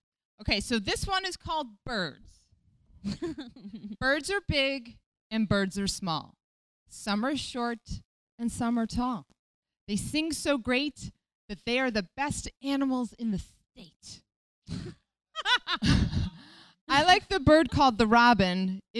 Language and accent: English; Wethersfield, Connecticut, United States; I grew up outside of Hartford, which is